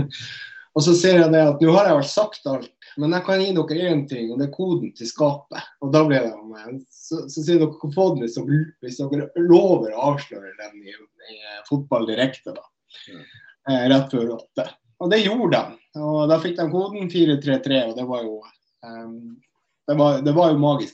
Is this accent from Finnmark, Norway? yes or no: yes; Vadsø, Finnmark, Norway; Jeg er jo fra Vadsø, da.